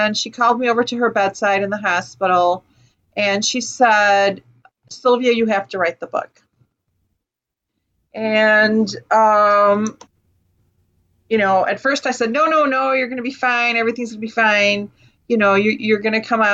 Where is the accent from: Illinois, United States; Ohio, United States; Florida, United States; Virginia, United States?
Illinois, United States; Chicago; I grew up in Chicago, 1960s